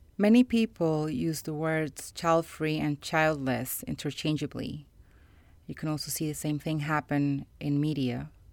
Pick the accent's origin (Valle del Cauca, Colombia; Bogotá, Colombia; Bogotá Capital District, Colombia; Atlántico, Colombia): Valle del Cauca, Colombia; Cali; I was born in Colombia, more specifically in Cali, which is the third largest city in my country